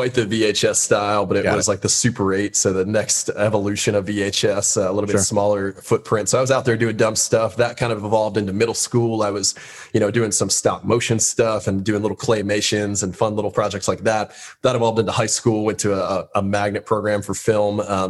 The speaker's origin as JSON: {"language": "English", "town": "West Palm Beach", "region": "Florida", "country": "United States", "said": "West Palm Beach, Florida. So down, okay. Down south."}